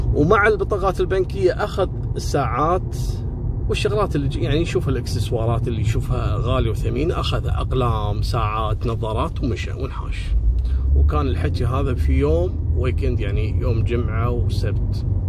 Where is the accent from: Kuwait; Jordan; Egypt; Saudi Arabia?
Kuwait; عندنا في الكويت